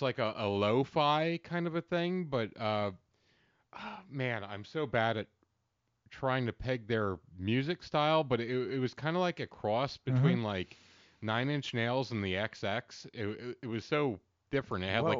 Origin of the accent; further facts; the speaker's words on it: Pennsylvania, United States; Like, I'm from Central Pennsylvania, so I am so closed off around new people to begin